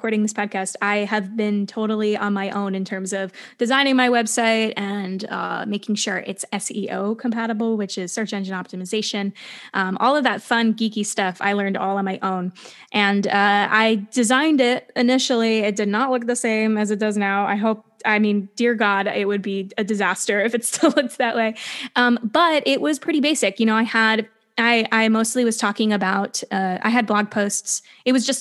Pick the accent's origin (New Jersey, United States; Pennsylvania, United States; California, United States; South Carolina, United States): New Jersey, United States; I grew up in New Jersey, which is only a 40-minute train ride away from New York